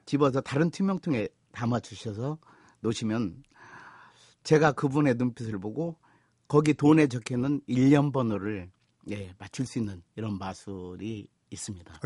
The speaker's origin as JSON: {"language": "Korean", "region": "North Jeolla", "country": "South Korea", "tie": "born or raised there", "said": "제가 전라북도 출신입니다."}